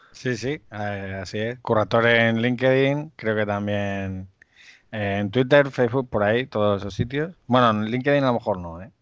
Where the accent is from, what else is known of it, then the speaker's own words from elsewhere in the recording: Cáceres, Extremadura, Spain; yo soy de Extremadura, de Cáceres